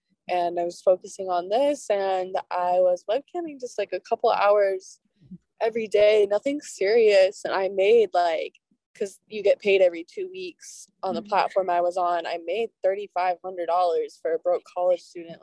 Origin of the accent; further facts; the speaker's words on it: Oregon, United States; my college town, my hometown, all of the state of Oregon